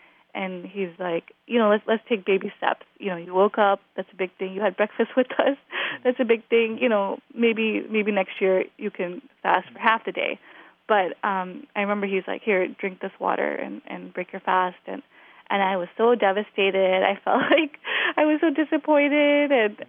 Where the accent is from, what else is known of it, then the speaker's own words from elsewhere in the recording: Glendale Heights, Illinois, United States; I am from Glendale Heights, Illinois.